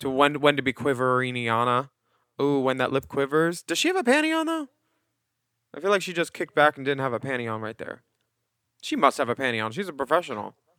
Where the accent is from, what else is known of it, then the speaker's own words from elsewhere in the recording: Philadelphia, Pennsylvania, United States; as a Philadelphian